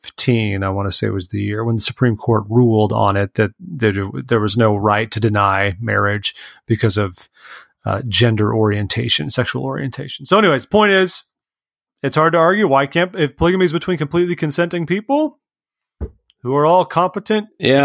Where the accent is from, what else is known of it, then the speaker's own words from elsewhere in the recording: California, United States; I'm from California.